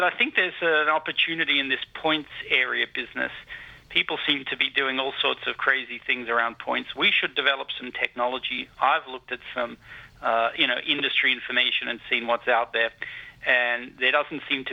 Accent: Sydney, New South Wales, Australia; I'm actually from Bondi Beach

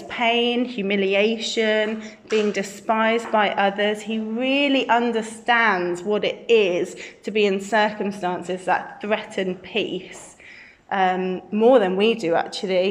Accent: Birmingham, West Midlands, United Kingdom; also born or lived in Brighton; I'm from Birmingham, born and bred in King Standing, just down the road

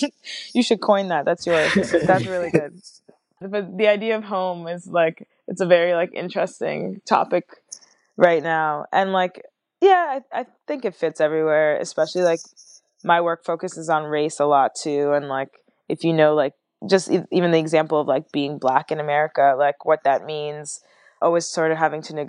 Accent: France; born there; But then technically I was born in France, but I didn't get like French citizenship.

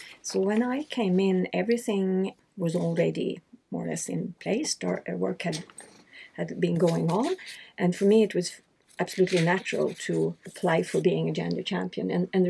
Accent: Sweden; now in Geneva, Switzerland; I'm Swedish, but I'm also half German

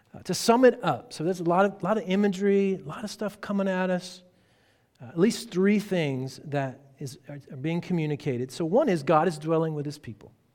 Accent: Texas, United States; I'm from Texas.

